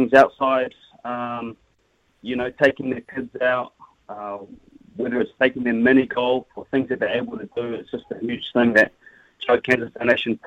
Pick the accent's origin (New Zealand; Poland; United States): New Zealand; Christchurch, Canterbury; I'm from Christchurch, so I bleed red and black